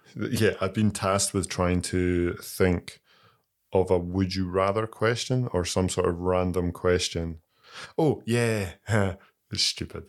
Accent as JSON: {"language": "English", "region": "Scotland", "country": "United Kingdom", "said": "a Scottish person"}